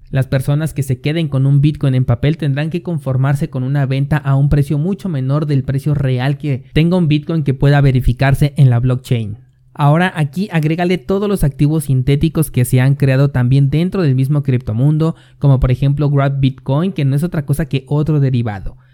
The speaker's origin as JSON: {"language": "Spanish", "country": "Mexico", "said": "mi país México"}